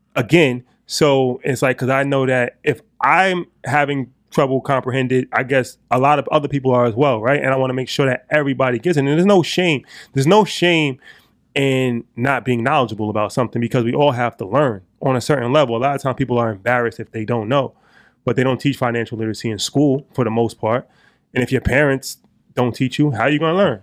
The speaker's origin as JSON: {"language": "English", "area": "Westchester", "region": "New York", "country": "United States", "said": "we're from Westchester"}